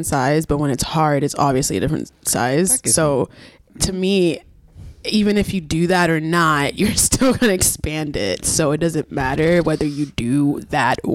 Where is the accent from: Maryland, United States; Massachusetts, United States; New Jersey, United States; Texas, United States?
New Jersey, United States; Paterson; I grew up in Patterson